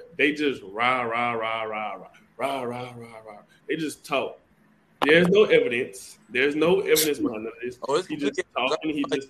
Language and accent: English; Louisiana, United States; I'm from Greensboro, Louisiana, Dennisville, Louisiana.